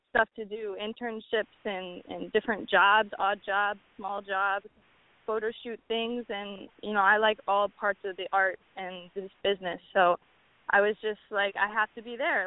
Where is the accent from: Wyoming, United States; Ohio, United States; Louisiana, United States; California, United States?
Louisiana, United States; New Orleans; moved away as an adult; now in New York City, United States; I'm from New Orleans, so from a young age I've been going to jazz festivals